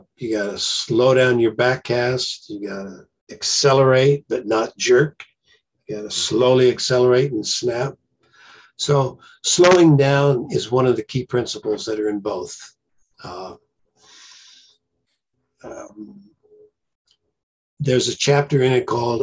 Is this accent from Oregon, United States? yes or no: yes; Myrtle Creek, Oregon, United States; also born or lived in Roseburg, Oregon; I was born in Oregon, right near a small stream, and we used to fish as kids, and my dad fished and my brothers fished, so I kind of grew up with it.